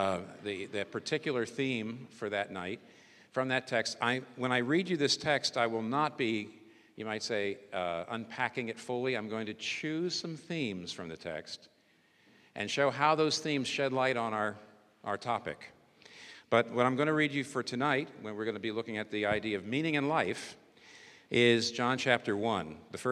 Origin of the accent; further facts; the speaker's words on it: United States; I'm American